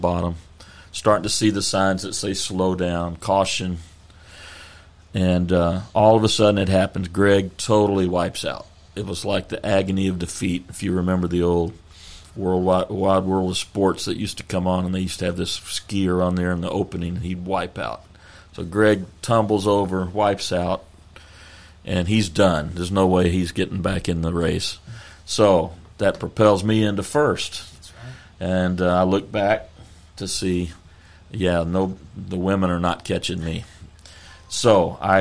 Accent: Texas, United States; we're from Texas.

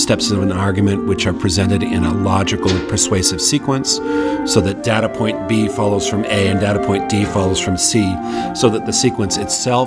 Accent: Marblehead, Massachusetts, United States; I grew up on the North Shore of Massachusetts, mm-hmm. a town called Marblehead, Massachusetts

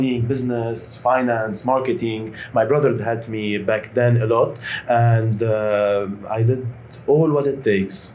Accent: Lebanon; I am Lebanese

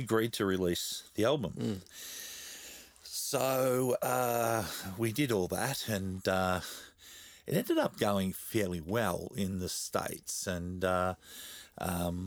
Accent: Australia; accent: Australian; my Australian accent

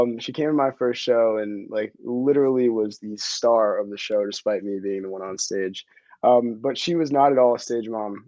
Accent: north of Westchester, New York, United States; moved away as an adult; now in Brooklyn, United States; kids like me growing up north of Westchester

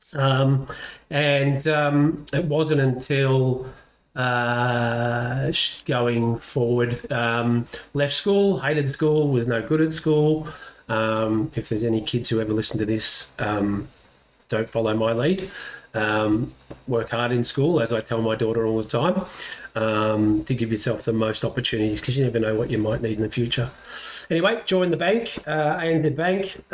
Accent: Caulfield, Victoria, Australia; I was born in Bethlehem Hospital in Caulfield, not in Jerusalem. Grew up, mum and dad, brother

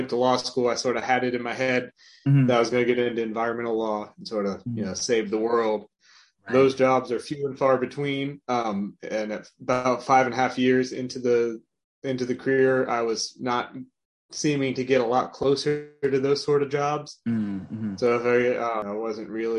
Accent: Marietta, Georgia, United States; moved away as an adult; also born or lived in Lexington, Virginia; now in South Carolina, United States; I was born and raised in Marietta, Georgia, near Atlanta, Georgia

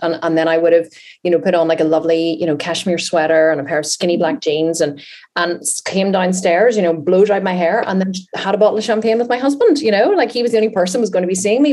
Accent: Ireland; We are Irish

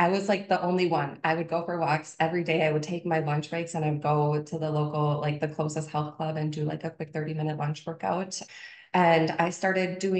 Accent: Minnesota, United States; also born or lived in Wisconsin; born and raised in Minnesota. So I am not far from my hometown

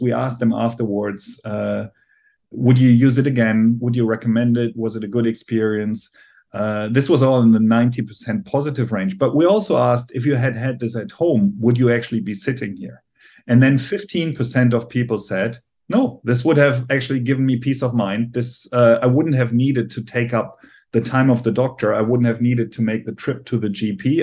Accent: Germany; accent: German; English is a second language; I'm obviously from Germany, as you can hear by my accent

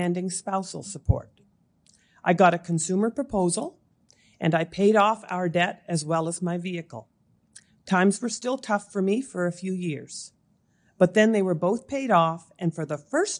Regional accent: Amherst, Nova Scotia, Canada; also born or lived in Moncton, New Brunswick; I was born and raised in Amherst, Nova Scotia.

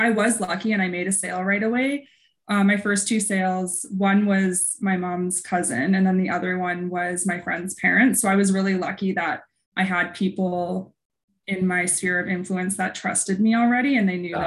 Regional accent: Vernon, British Columbia, Canada; now in Kelowna, Canada; I was born at the coast, but my parents moved here when I was six months old. So I grew up in oh. Vernon

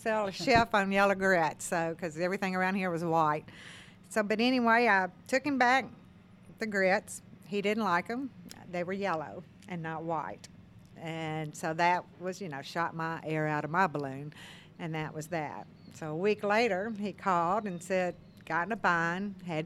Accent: Memphis, Tennessee, United States; moved away; also born or lived in Mississippi Delta; I grew up in Memphis

